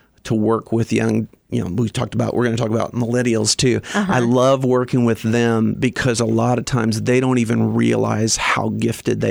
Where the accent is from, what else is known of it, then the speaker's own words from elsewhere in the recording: southern Indiana, United States; also born or lived in Bloomington, Indiana; I grew up in southern Indiana, about an hour south of Indianapolis